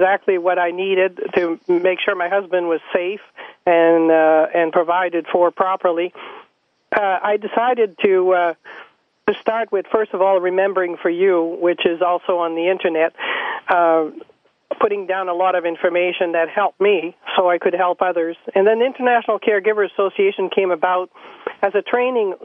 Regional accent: Canada; moved away as an adult; now in Mapleton, United States; I was born in Canada. I'm French-Canadian, and I came into the United States in 1977 or 78

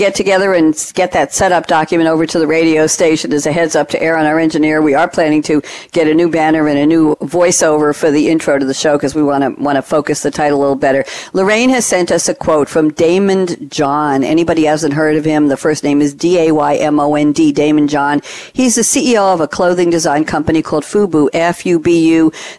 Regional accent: Long Island, New York, United States; moved away as an adult; also born or lived in Flushing, New York / Douglaston, New York; now in Durham, United States; I just moved to Durham 6 months ago, but I grew up on Long Island in New York, and I just left there after 35 years.

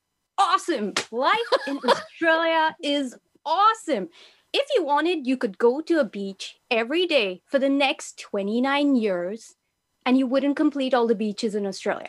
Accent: Abu Dhabi, United Arab Emirates; also born or lived in Bahrain; I was born in Bahrain, which is the Middle East. It's an hour from Saudi Arabia. It's a small island that people do not know about. I lived there for a year, went to Abu Dhabi, which is next to Dubai, and I lived there for 10 years.

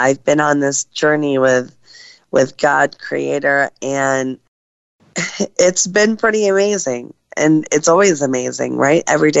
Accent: Cleveland, Ohio, United States; I'm from Cleveland, Ohio

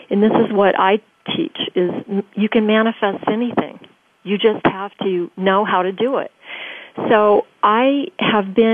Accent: Tokyo, Japan; also born or lived in Germany; I was born in Germany, grew up in Tokyo

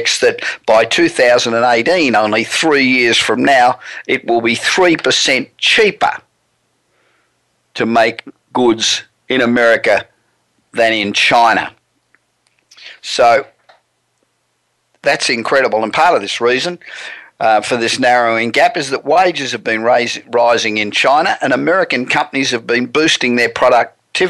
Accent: Australia; moved away as an adult; now in United States; I was born in Australia and I moved to the US 27 years

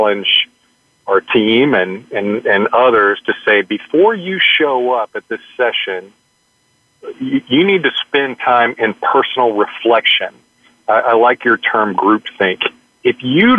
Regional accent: Arkansas, United States; now in Dallas, United States; my home state is Arkansas

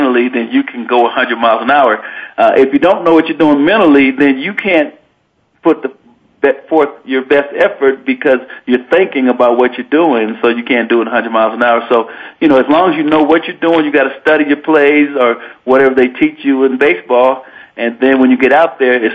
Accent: Denver, Colorado, United States; now in Laramie, United States; I grew up in Denver, Colorado

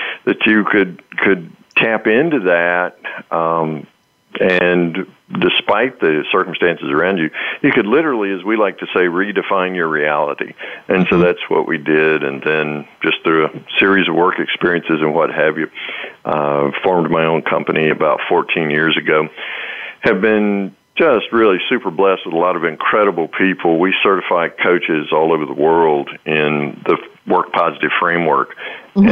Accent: the South, United States; I'm from the South

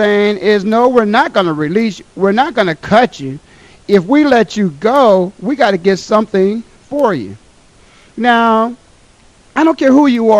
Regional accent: Ohio, United States; my hometown, my home state, Ohio

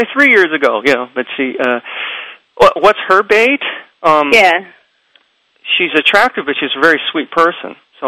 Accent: United States; being Japanese American

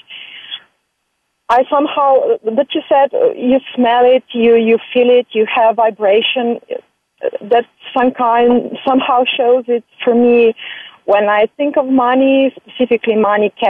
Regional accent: Slovenia; I'm from Slovenia

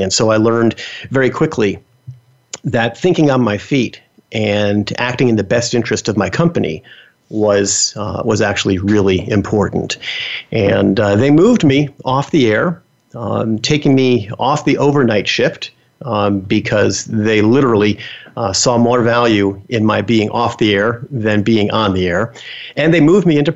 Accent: Bergen County, New Jersey, United States; also born or lived in Bronx, New York City; I grew up in New Jersey

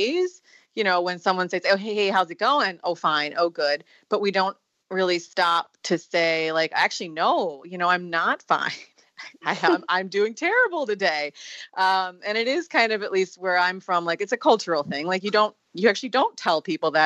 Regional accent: Sparta, Wisconsin, United States; moved away as an adult; also born or lived in Singapore; my hometown of Sparta, Wisconsin

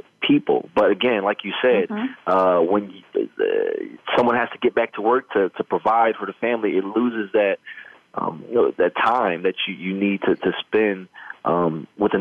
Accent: Midwest, United States; growing up in the Midwest

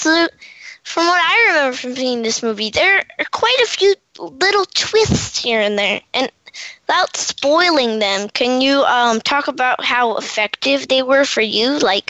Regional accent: Washington, District of Columbia, United States

